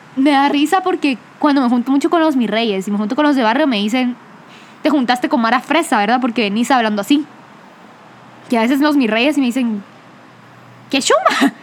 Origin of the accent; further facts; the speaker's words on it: Guatemala; accent: Guatemalan; el acento se nos pega por ser neutros, porque el acento guatemalteco es reconocido